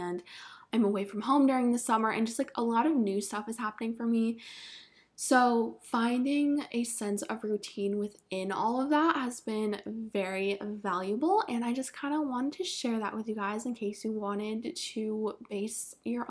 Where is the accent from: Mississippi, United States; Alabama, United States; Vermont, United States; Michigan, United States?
Vermont, United States; moved away; I'm from Vermont, and the hottest it gets there is like, we'll maybe have like one day a year that it hits like 85